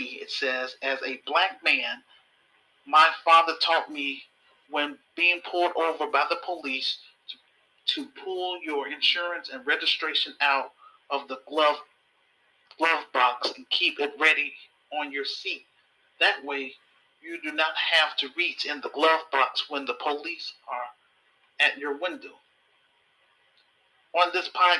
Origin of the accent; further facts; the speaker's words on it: Louisiana, United States; I'm from Louisiana